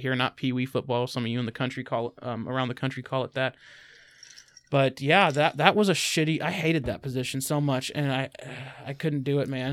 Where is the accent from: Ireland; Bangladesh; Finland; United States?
United States; I'm an American